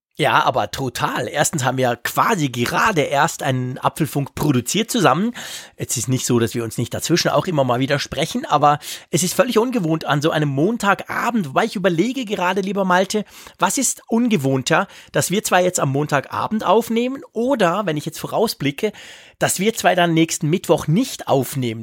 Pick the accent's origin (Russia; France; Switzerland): Switzerland